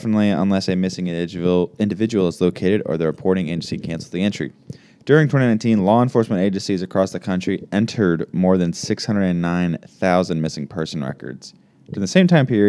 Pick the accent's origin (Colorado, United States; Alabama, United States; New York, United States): Alabama, United States; I was born privileged in Alabama.